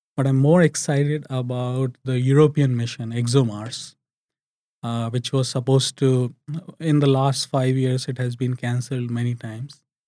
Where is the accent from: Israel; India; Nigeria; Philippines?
India; now in United Arab Emirates; as a kid growing up in India